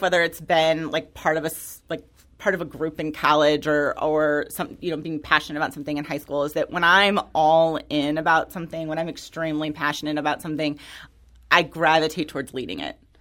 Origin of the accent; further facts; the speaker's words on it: Florissant, Missouri, United States; I grew up in North County. I'm from Florissant